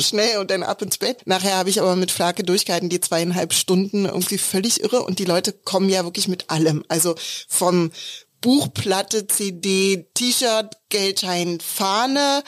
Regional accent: Berlin, Germany; Also wir kommen beide aus Prenzlauer Berg

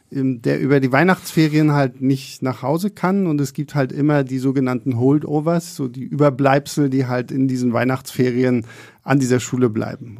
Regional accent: Rostock, Mecklenburg-Vorpommern, Germany; now in Berlin, Germany; bei uns in Rostock

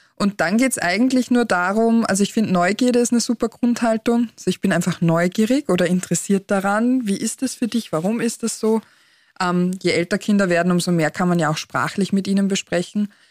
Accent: Austria; bei uns in Österreich

